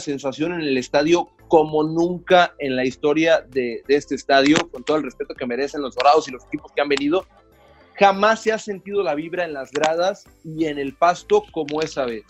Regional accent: Culiacán, Sinaloa, Mexico; Yo soy de Culiacán

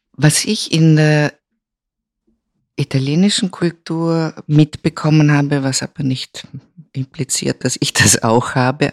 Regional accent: Vorarlberg, Austria; moved away; also born or lived in Vienna / Rome / Milan; Ich bin aufgewachsen im westlichsten Bundesland Österreichs, dem einzig alemannischen Bundesland und äh, Vorarlberg

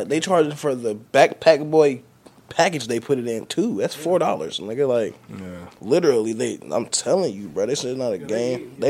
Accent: Louisville, Kentucky, United States; I'm from the South

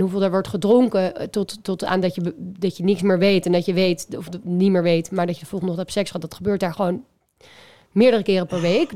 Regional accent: Amsterdam, North Holland, Netherlands; Amsterdam, waar ik vandaan kom

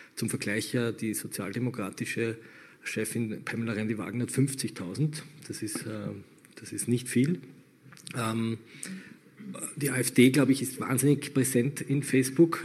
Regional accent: Austria; bei uns in Österreich

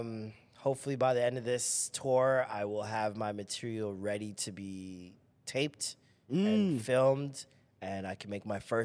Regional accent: Toronto, Ontario, Canada; maybe it's because I'm from Toronto.

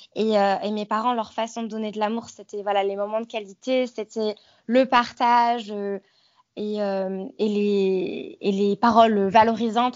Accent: Savoie and Haute-Savoie, Auvergne-Rhône-Alpes, France; moved away as an adult; now in Queenstown, New Zealand; je suis originaire de la région Rhône-Alpes, donc j'ai grandi en Savoie et mhm. en Haute-Savoie

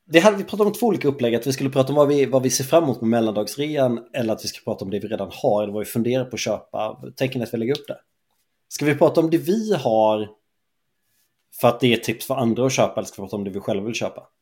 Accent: Småland, Sweden; jag är från Småland

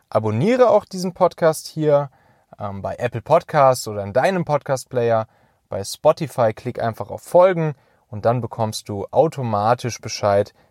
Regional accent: Rhineland, Germany; now in Hamburg, Germany; wenn ich in der Heimat, also im Rheinland

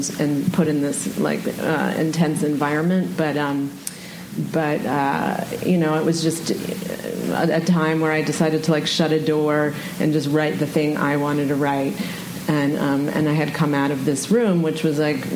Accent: Woodstock, New York, United States; I grew up in Woodstock

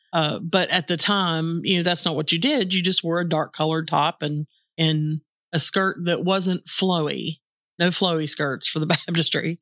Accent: Southern West Virginia, United States; I grew up in Southern West Virginia

